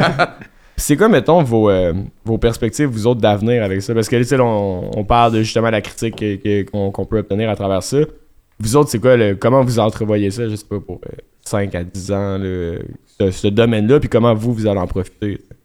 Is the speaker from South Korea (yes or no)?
no; Quebec, Canada; on est québécois, fait que le bilingual mode, il est souvent activé